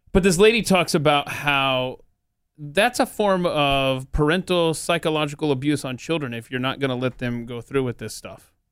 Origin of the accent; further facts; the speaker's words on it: the South, United States; I grew up in the South